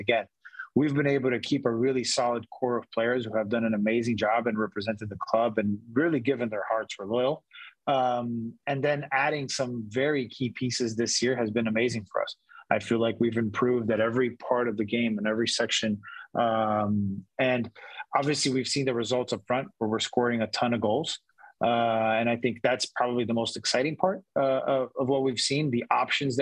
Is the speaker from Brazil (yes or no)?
yes; Brazil; now in San Diego, United States; I'm from Brazil, but I consider myself a San Diegan now